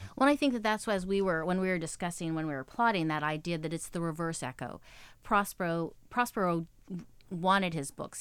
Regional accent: Texas, United States; moved away as an adult; now in New York, United States; I'm born and raised in Texas. My whole family's still there.

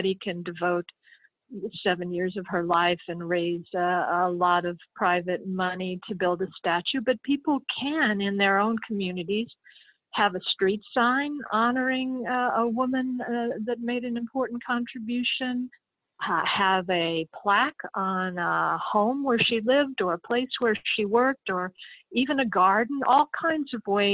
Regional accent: Kentucky, United States; moved away as an adult; also born or lived in New York; I'm originally from Kentucky, and I came up to New York in 1978

